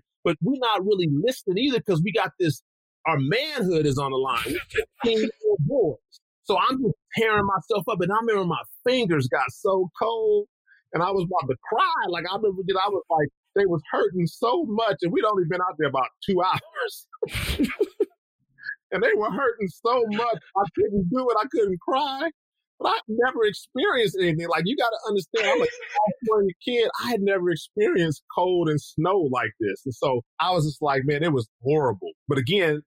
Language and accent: English; Los Angeles, California, United States; moved away; also born or lived in Japan; I grew up, I'm from Los Angeles, California